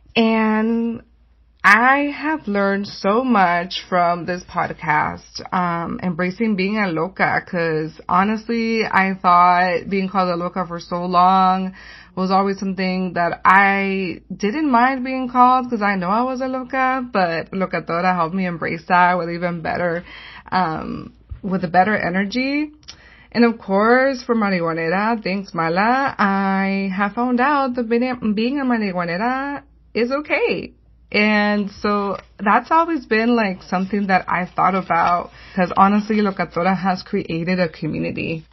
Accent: San Gabriel, California, United States; I'm from the Saint Gabriel

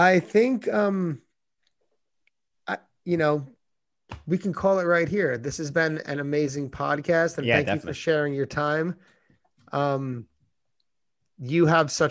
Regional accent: New York, United States; as a New Yorker

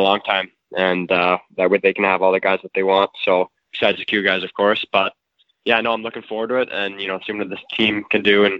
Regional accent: Peterborough, Ontario, Canada; And I definitely would consider Peterborough my hometown. It's where I spent most of my childhood, and that's where all the memories are.

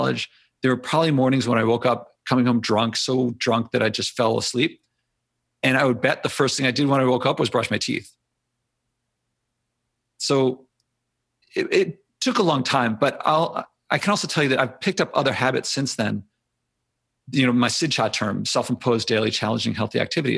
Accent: Philadelphia, Pennsylvania, United States; I grew up in Philly.

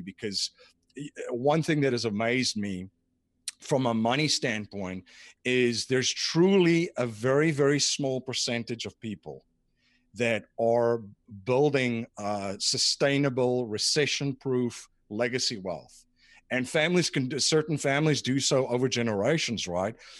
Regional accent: South Africa; moved away as an adult; now in United States; I grew up in South Africa

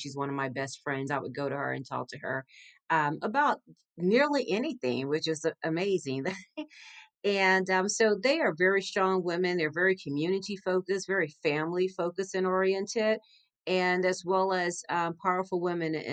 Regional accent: Galveston, Texas, United States; also born or lived in Northern California / Miami; now in Houston, United States; I grew up in Galveston, Texas, about 40 miles outside of Houston, Texas, where I reside now

